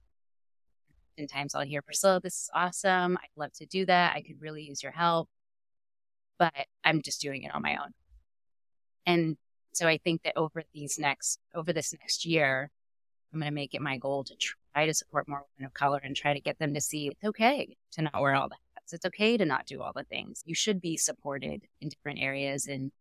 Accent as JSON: {"language": "English", "town": "Los Angeles", "region": "California", "country": "United States", "tie": "born or raised there", "also_born_or_lived": "Chico, California", "said": "growing up in Southern California"}